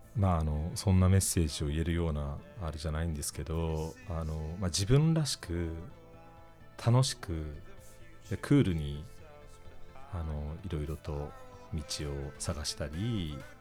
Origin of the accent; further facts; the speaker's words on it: Kamakura, Kanagawa, Japan; moved away as an adult; also born or lived in United Kingdom; now in Paris, France; もう私あの鎌倉出身なんで